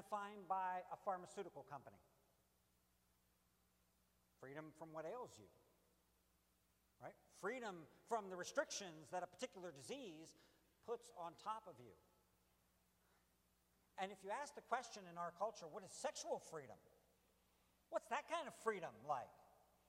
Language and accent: English; United States